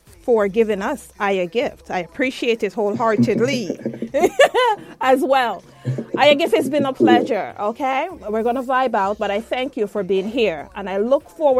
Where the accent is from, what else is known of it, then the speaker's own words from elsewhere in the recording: Jamaica; I am Jamaican